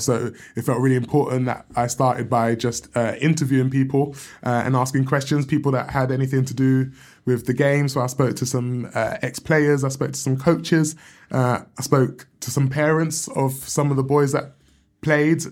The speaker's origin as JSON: {"language": "English", "region": "London", "country": "United Kingdom", "tie": "born or raised there", "said": "I grew up in South London"}